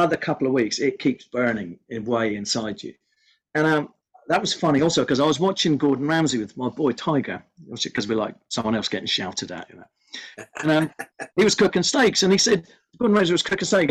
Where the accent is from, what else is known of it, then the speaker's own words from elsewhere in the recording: Ireland; I'm Irish.